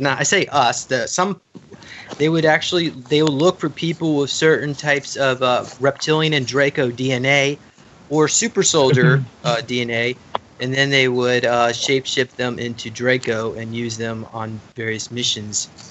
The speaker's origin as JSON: {"language": "English", "town": "Charlotte", "region": "North Carolina", "country": "United States", "tie": "born or raised there", "said": "I grew up in Charlotte, North Carolina"}